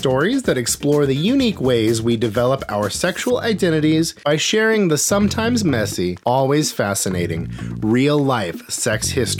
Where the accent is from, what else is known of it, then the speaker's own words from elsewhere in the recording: Alaska, United States; now in Seattle, United States; I'm 37 years old. I've lived in Seattle, Washington for 20 years. I grew up in Alaska before that.